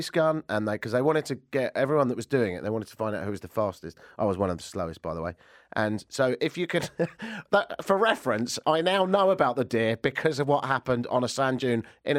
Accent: United Kingdom; now in Canada; as a Brit

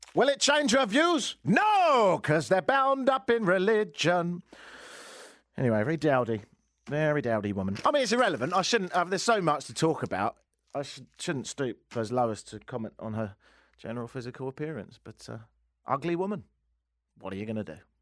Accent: England, United Kingdom; now in Toronto, Canada; we're from a nation of such fools

